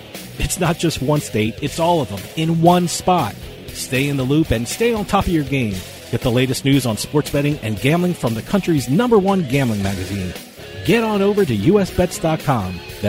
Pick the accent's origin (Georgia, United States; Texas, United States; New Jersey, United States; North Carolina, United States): New Jersey, United States; one knew I was from New Jersey